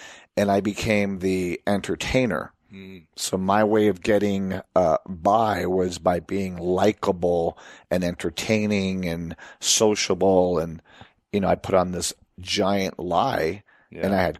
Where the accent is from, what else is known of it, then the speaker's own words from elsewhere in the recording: Puerto Rico; And, you know, we were also Americans growing up in Puerto Rico.